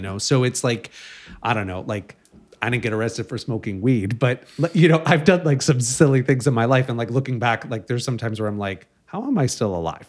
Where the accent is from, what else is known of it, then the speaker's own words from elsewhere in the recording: Chicago, Illinois, United States; now in Los Angeles, United States; I grew up in Chicago